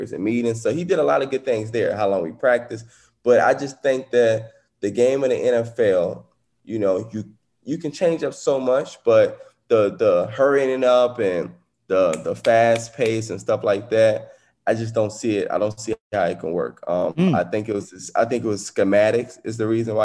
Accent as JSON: {"language": "English", "town": "New Orleans", "region": "Louisiana", "country": "United States", "tie": "born or raised there", "said": "I grew up in New Orleans, so I'm a New Orleans fan"}